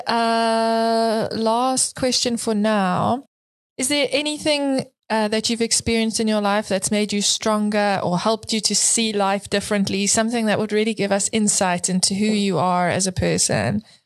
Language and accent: English; South Africa; as a fellow South African